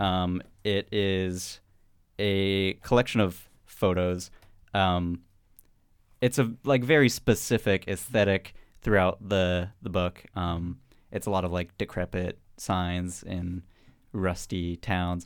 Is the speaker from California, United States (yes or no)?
yes; Mountain View, California, United States; I grew up in Mountain View